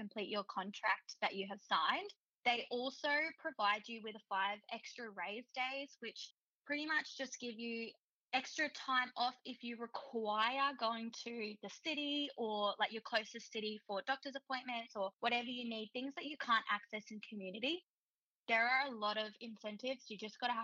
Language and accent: English; Brisbane, Queensland, Australia; moved away as an adult; now in Aurukun, Australia; I'm from North Brisbane